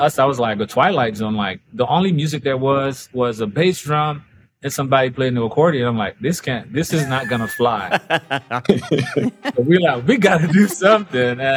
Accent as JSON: {"language": "English", "country": "Haiti", "tie": "born or raised there", "moved": "yes", "lives_now": "Florida, United States", "said": "growing up in Haiti"}